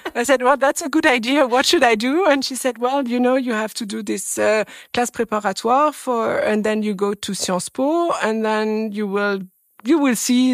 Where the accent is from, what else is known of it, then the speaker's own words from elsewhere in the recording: France; English is a second language; I was born in France and I'm French